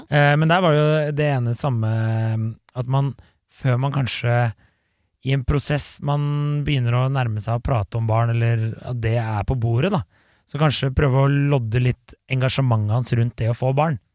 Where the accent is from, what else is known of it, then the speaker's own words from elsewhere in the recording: Bærum, Akershus, Norway; Jeg er jo fra Bærum